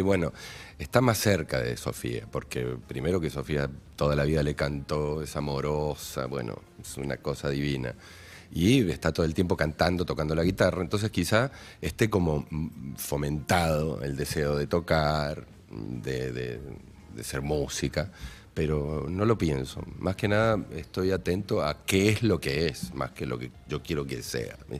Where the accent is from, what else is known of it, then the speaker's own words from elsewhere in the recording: Maipú, Mendoza, Argentina; yo soy, primero que soy de Maipú, de Mendoza, me crié en la tierra, en baldíos